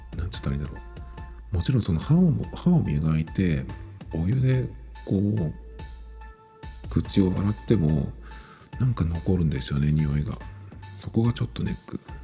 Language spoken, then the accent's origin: Japanese; Japan; 日本人で日本語を使ってる